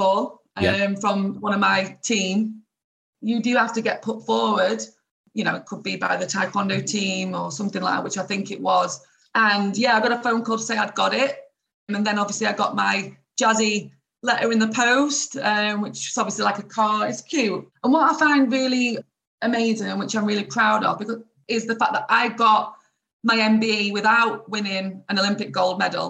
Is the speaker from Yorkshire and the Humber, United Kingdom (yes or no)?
yes; Doncaster, Yorkshire and the Humber, United Kingdom; I'm from Doncaster. I'm from this little town in England.